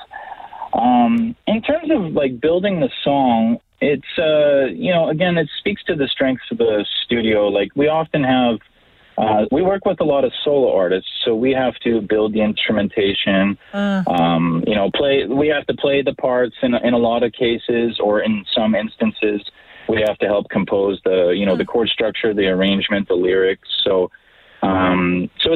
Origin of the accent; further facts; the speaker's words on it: Edmonton, Alberta, Canada; I am born and raised in the Edmonton area